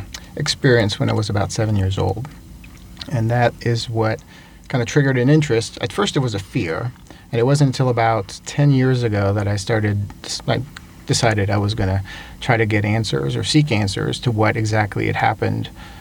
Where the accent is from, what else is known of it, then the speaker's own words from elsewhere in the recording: Montreal, Quebec, Canada; first language French; English is a second language; I'm originally from Montreal, Canada.